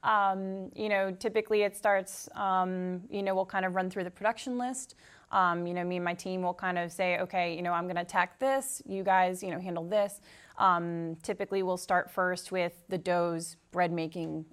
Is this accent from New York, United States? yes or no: no; Tewksbury, Massachusetts, United States; I'm actually from Tewksbury, so I'm very local